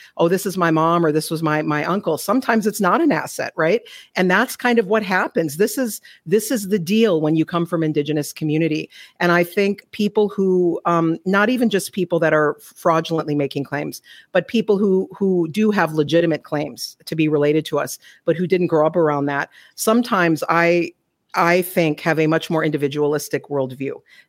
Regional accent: Flandreau Santee Sioux Reservation, South Dakota, United States; also born or lived in Minneapolis–St. Paul, Minnesota; now in Edmonton, Canada; Wapdanoyate, which is a Dakota people on the eastern side of South Dakota. I grew up there in part Flandre Santee Sioux Reservation and Sistan Wapton, also partly in the Twin Cities of Minneapolis and St. Paul.

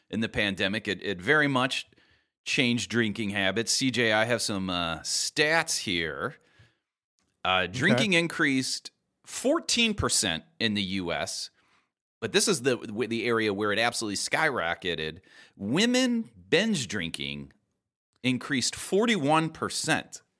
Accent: Ireland; as an Irish person

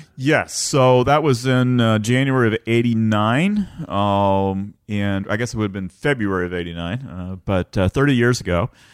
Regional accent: west side of the Wabash near Vincennes, Illinois, United States; also born or lived in Bloomington, Indiana; Illinois, but almost Indiana. Uh, grew up on the west side of the Wabash

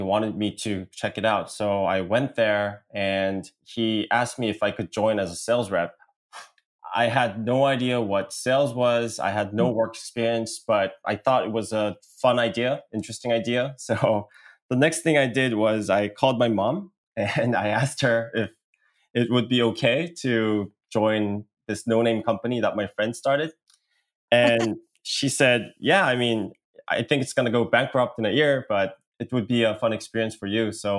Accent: Seoul, South Korea; accent: American; English is a second language; also born or lived in Washington, D.C., United States; I am an entrepreneur from Korea. And I spent most of my life back in South Korea, especially in Seoul. But I did get some elementary school and middle school education in the States near Washington, D.C.

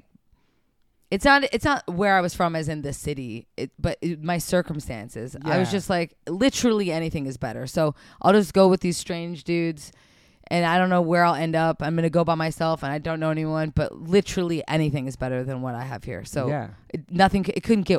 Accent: Montana, United States; also born or lived in Polson, Montana / Missoula, Montana / Billings, Montana; now in Los Angeles, United States; I grew up in Polson, Montana, Missoula, Montana, and Billings, Montana. So I moved around

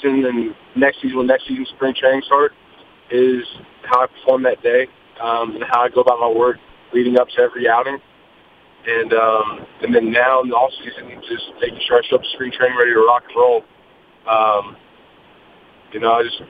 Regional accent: Katy, Texas, United States; the community that I grew up in, I claim as like my hometown out in Katy

